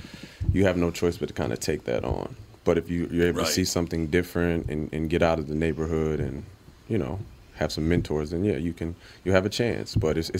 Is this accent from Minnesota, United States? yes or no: yes; Saint Paul, Minnesota, United States; So I already just kind of knew who I was growing up in St. Paul.